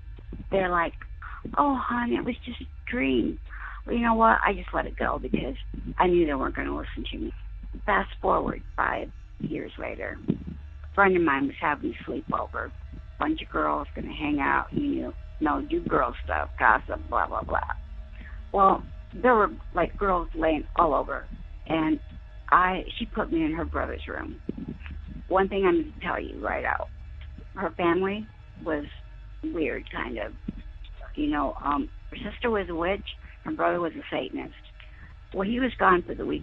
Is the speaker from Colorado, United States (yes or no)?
no; Corpus Christi, Texas, United States; I was born and raised down in Texas, Corpus Christi